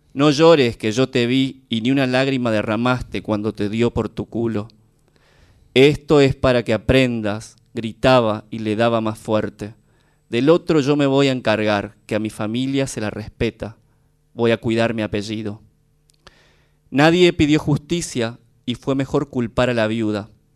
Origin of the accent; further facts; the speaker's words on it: Formosa, Argentina; moved away; vengo de Formosa